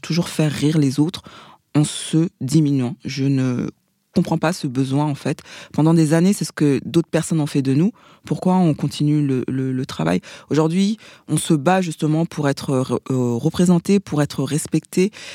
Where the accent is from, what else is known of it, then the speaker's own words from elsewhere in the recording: Paris, Île-de-France, France; also born or lived in Seine-Saint-Denis; je suis parisienne. Je suis née euh, à l'hôpital Saint-Antoine, dans le deuxième arrondissement. On a habité euh, dans le 19e pendant des années avant de déménager dans, dans le 93.